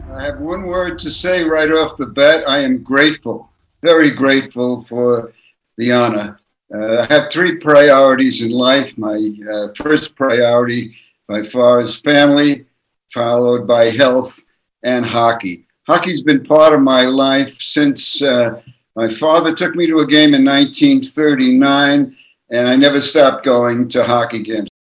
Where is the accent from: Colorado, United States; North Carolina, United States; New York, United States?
New York, United States; New York City; my growing up in Brooklyn